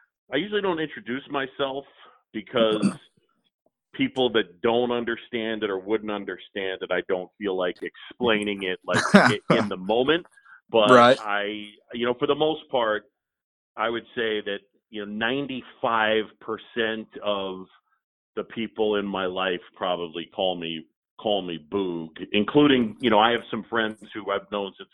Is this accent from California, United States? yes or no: no; New York, United States; also born or lived in Philadelphia, Pennsylvania; I moved to New York when I was 7